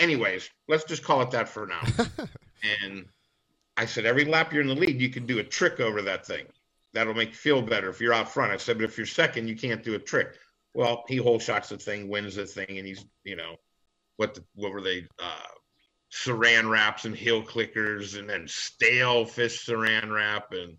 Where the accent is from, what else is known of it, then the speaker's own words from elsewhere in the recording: Ohio, United States; we're from Ohio